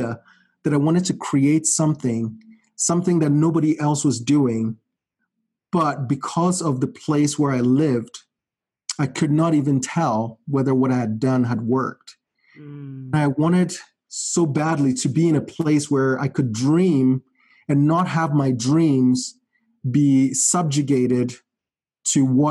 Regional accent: Ghana; moved away as an adult; now in United States; my life in Ghana, I would say, for the most part, was privileged in the sense that I grew up in a very stable family

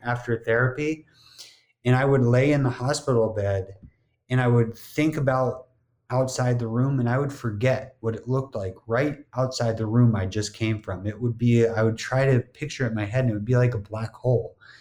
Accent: New Jersey, United States; moved away as an adult; also born or lived in Miami; growing up in New Jersey, not having to deal with the same kind of humidity as a Miami summer

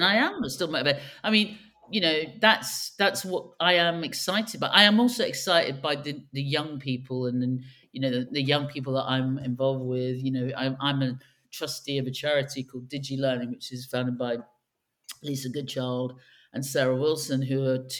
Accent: London, United Kingdom; also born or lived in China / United States; I'm from an Irish background, but London has always been my home of homes, although I've lived in China and I've also lived in the States a lot.

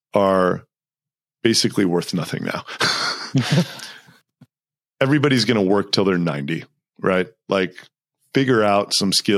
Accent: Texas, United States; moved away as an adult; also born or lived in New York; I grew up in Texas

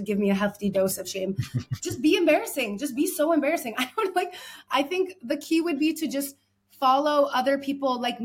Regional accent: United States; moved away as an adult; now in Paris, France; I'm an American living in Paris

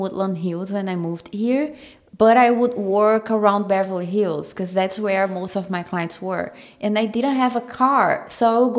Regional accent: Brazil; English is a second language; moved away as an adult; now in Los Angeles, United States; I am from Brazil, and I brought it here to the US around 4 years ago

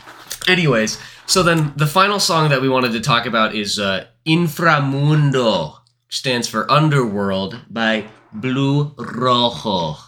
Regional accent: United States; like we're American

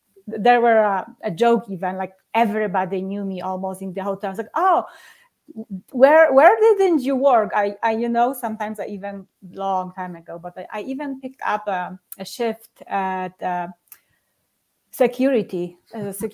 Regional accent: Poland; English is a second language; moved away as an adult; now in Colorado Springs, United States; I'm living in Colorado Springs, Colorado, but I'm originally from Poland

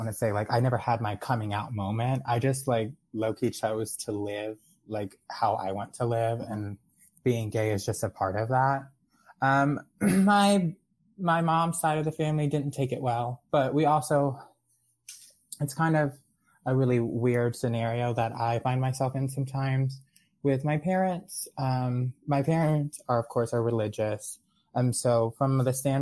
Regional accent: Jacksonville, Florida, United States; also born or lived in South Carolina / Texas; I'm actually born and raised in Jacksonville, Florida

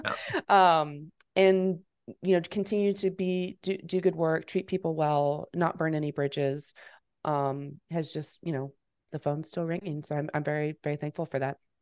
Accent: Fort Worth, Texas, United States; moved away as an adult; also born or lived in Memphis, Tennessee; I'm born and raised in Fort Worth, I'm back here now after college

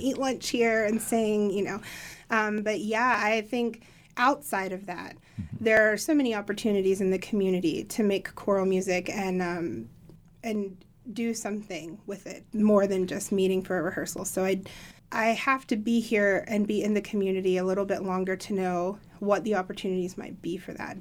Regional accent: Appalachia, United States; I'm an Appalachian myself

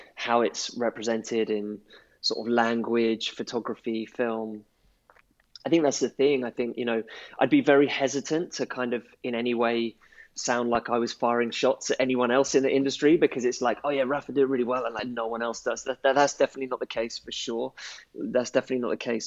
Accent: London, United Kingdom; I'm from London

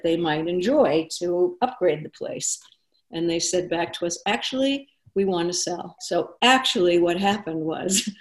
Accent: Boston, Massachusetts, United States; moved away as an adult; now in Jackson Hole, United States; I'm originally from Boston, have lived here for over 30 years at this point

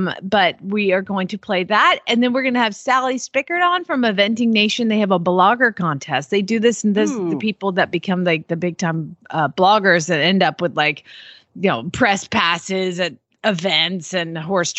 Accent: Atlanta, Georgia, United States; I grew up in Atlanta

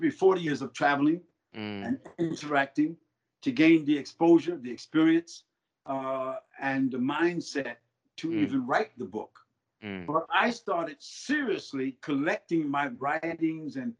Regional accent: United States; as an American citizen, and as a African American, and as a Muslim

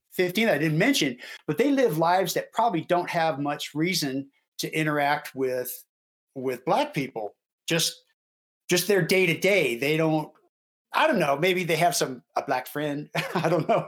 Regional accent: Houston, Texas, United States; Marty and I grew up in Houston.

